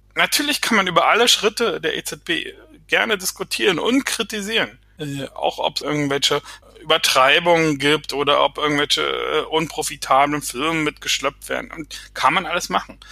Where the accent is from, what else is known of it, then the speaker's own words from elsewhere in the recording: Berlin, Germany; moved away; sage ich als Berliner